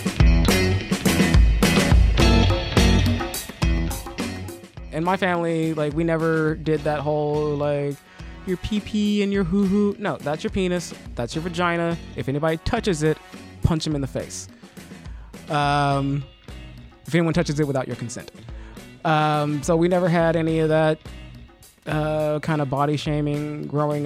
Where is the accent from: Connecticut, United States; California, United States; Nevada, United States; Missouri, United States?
Nevada, United States; Las Vegas; Born and raised in Vegas, we all did theater and dance and all that stuff